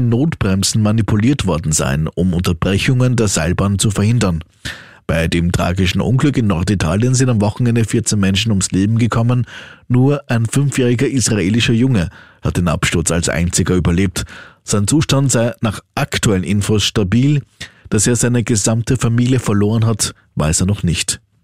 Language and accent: German; Austria; bei uns in Österreich